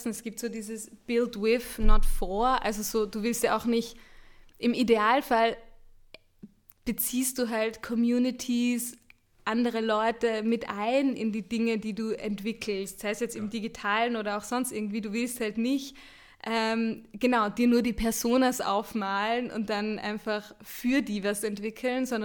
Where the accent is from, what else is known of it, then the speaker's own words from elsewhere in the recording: Austria; Ich bin Österreicherin. Ich dachte mir, ich nehme auch eine Band aus Österreich.